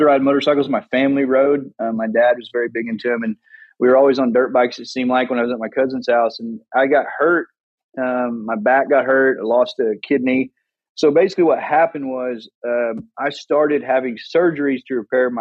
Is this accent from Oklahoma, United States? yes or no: yes; Salina, Oklahoma, United States; I was born and raised in Salina, Oklahoma